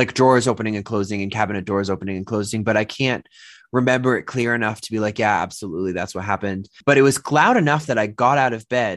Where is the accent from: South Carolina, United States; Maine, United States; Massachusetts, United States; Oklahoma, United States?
Massachusetts, United States; moved away; also born or lived in Dorchester, Boston; Growing up in Massachusetts